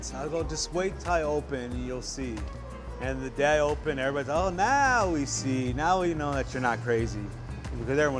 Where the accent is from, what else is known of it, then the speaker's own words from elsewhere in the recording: Tucson, Arizona, United States; I'm from Tucson, Arizona. I was born and raised here.